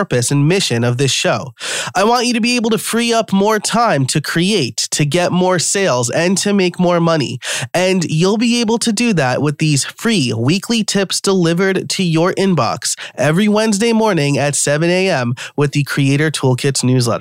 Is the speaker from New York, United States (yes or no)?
yes; New York, United States; accent: New York; my New York accent comes out sometimes